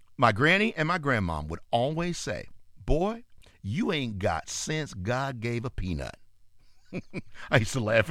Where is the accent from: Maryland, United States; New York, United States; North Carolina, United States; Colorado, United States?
North Carolina, United States; my hometown area, the state of North Carolina